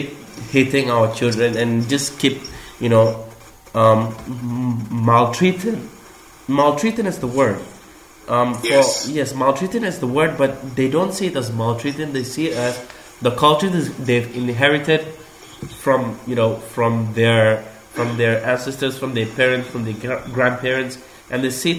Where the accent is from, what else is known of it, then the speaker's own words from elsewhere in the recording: Malaysia; moved away; growing up in Malaysia